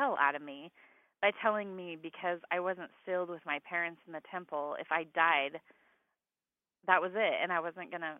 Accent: Wyoming, United States; I grew up in Wyoming

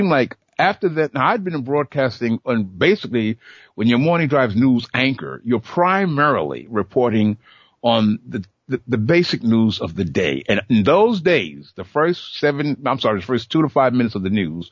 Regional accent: New York City, New York, United States; I was born in Bed-Stuy

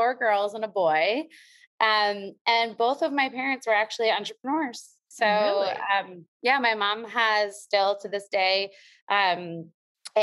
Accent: New York, United States; I'm from New York.

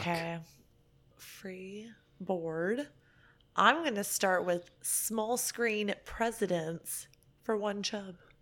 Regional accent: Dallas, Texas, United States; now in Phoenix, United States; originally Dallas

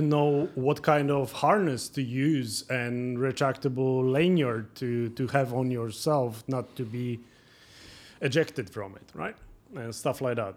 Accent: Poland; moved away as an adult; also born or lived in Norway; now in Toronto, Canada; I was born in Poland, but I had my business running mainly in Norway

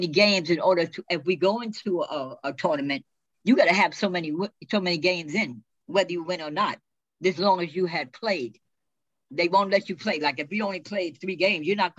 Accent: New York City, New York, United States; I was born in the Bronx.

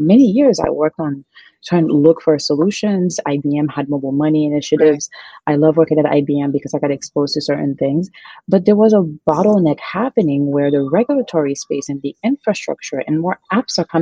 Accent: Haiti; moved away as an adult; now in United States; I'm originally from Haiti. Mm. I was born and raised there.

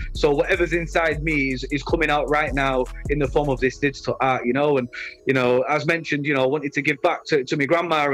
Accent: Leeds, Yorkshire and the Humber, United Kingdom; I represent my hometown Leeds

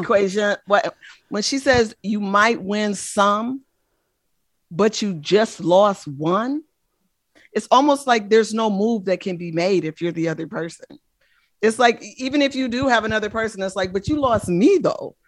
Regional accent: Oakland, California, United States; I'm from the Bay Area, born and raised in the great city of Oakland, California

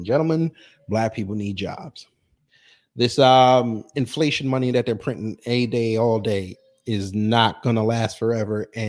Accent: New York, United States; I'm from New York

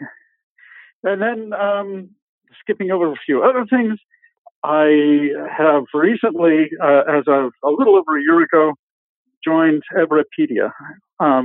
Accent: Anchorage, Alaska, United States; moved away; also born or lived in Seattle, Washington / Portland, Oregon / Ohio; I was born in the Seattle area. I grew up in Anchorage, Alaska, most of my years.

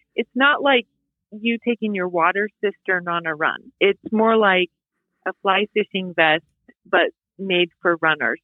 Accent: Bend, Oregon, United States; moved away; also born or lived in Boise, Idaho; I'm from Bend, but not Bend now. Like when I was growing up in Bend, it was 30,000 people

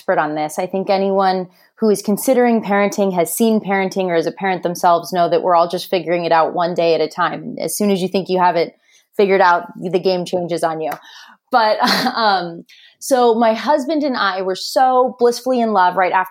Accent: Orange County, Southern California, United States; also born or lived in South Bend, Indiana; born and raised in Southern California, I'm one of six children

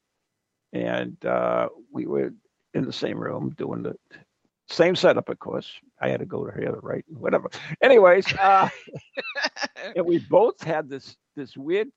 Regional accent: New England, United States; accent: New England

